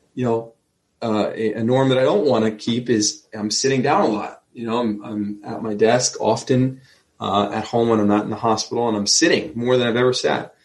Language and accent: English; Neptune, New Jersey, United States; I'm from Neptune.